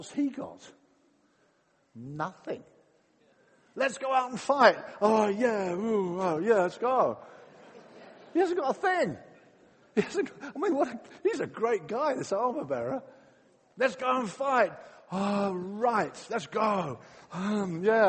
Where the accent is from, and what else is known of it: England, United Kingdom